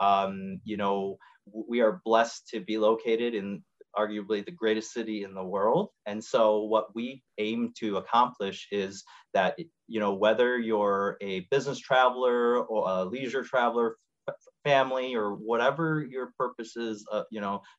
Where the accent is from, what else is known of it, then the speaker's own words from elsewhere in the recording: Schaumburg, Illinois, United States; also born or lived in Chicago / Houston; now in Arlington Heights, United States; I was born and raised in Schaumburg, Illinois.